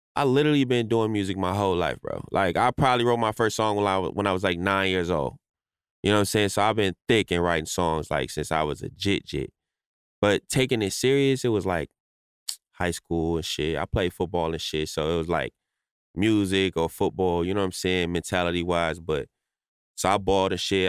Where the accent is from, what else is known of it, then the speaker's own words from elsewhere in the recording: Chicago, Illinois, United States; moved away; also born or lived in Los Angeles; I grew up in Chicago, but I spent like a lot of my life in like LA. You know what I'm saying? So like I was back and forth between those two places.